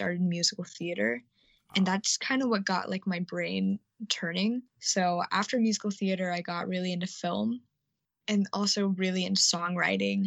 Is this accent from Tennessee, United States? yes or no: yes; Chattanooga, Tennessee, United States; also born or lived in Florida; I've lived in Tennessee my whole life